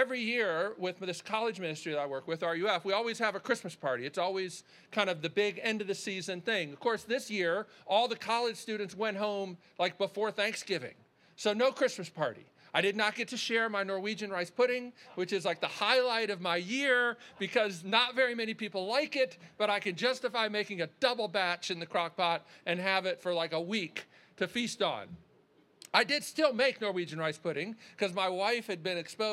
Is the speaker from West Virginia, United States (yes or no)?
no; Baltimore, Maryland, United States; we grew up in Baltimore